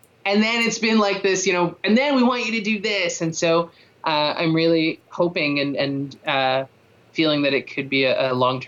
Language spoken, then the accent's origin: English; Toronto, Ontario, Canada; moved away as an adult; I grew up in Toronto, like, we've only been out here for 4 years.